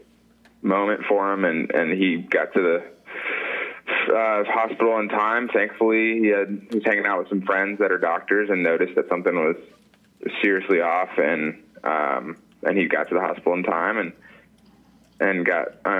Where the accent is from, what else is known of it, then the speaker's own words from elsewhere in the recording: Atlanta, Georgia, United States; moved away as an adult; now in Alaska, United States; I'm from Atlanta, Georgia, and I've been up in Alaska mushing sled dogs for 5 years